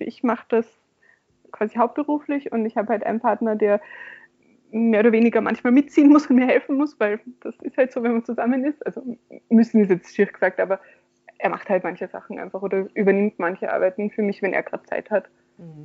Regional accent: Graz, Styria, Austria; in meiner Heimatstadt in Graz

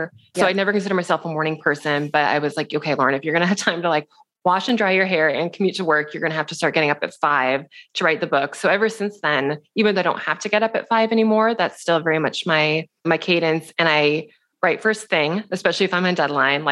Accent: Seattle, Washington, United States; moved away as an adult; also born or lived in New York City; We're both from Seattle

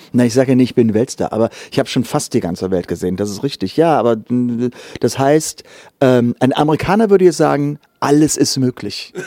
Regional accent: Germany; moved away as an adult; die 19 Jahre dort aufgewachsen

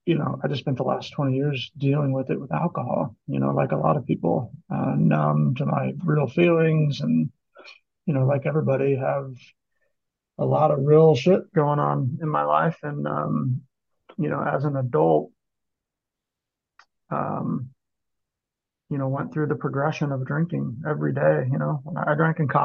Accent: Kansas City, Missouri, United States; I live in Kansas City

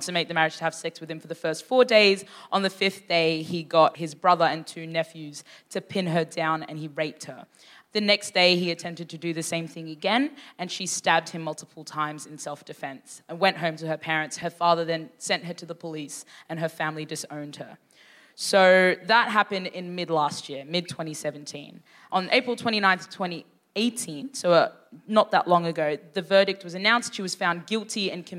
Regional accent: Sudan; I was born in Sudan

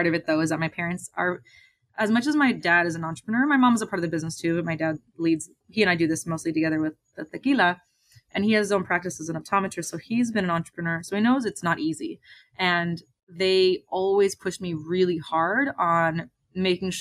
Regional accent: California, United States; I'm born and raised in California.

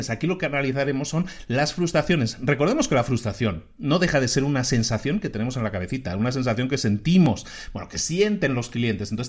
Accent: Galicia, Spain; Yo ahora voy lo menos posible a Zara, porque aunque me gusta mucho, aunque es de mi tierra y todo eso

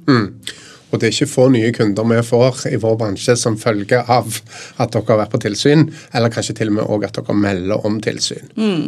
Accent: Stavanger, Rogaland, Norway; Jeg er jo fra Stavanger, der det er mye oljebransje.

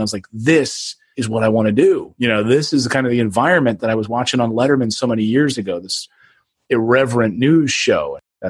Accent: Reading, Pennsylvania, United States; also born or lived in Philadelphia, Pennsylvania; Philadelphia, then moved to Reading, Pennsylvania. So grew up in the Pennsylvania area and always been an East Coast person.

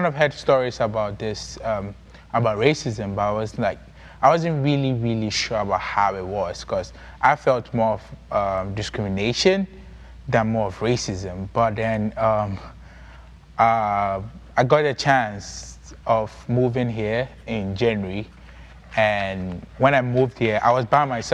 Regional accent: Ghana; now in United States; I'm from Ghana, and I'm in Sacred Heart University. That's where I school and live right now.

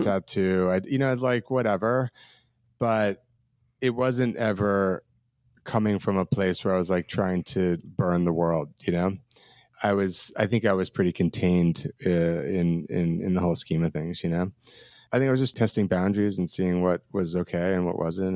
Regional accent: New Jersey, United States; now in Brooklyn, United States; I grew up in New Jersey, about an hour and a half from the city

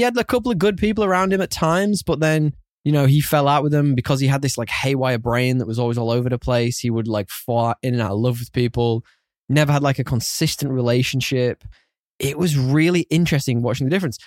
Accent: United Kingdom; being a Brit, it's way against my cultural heritage

